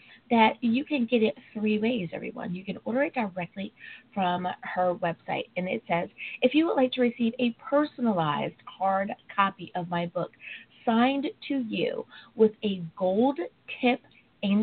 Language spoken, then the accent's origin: English; United States; also born or lived in Long Beach, California; my home country, the United States of America